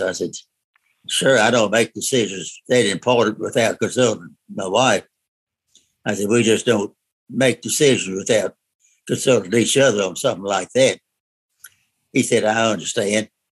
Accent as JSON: {"language": "English", "town": "Murfreesboro", "region": "Tennessee", "country": "United States", "tie": "born or raised there", "said": "I was born here in Murfreesboro, went to school here, city school, uh, played basketball, baseball all the way through high school"}